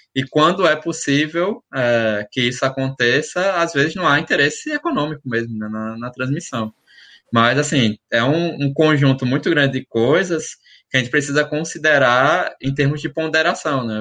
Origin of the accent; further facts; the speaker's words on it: Alagoas, Brazil; eu sou de Alagoas